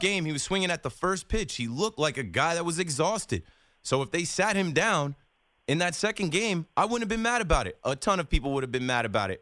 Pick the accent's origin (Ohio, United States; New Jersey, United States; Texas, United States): New Jersey, United States; I'm from Jersey.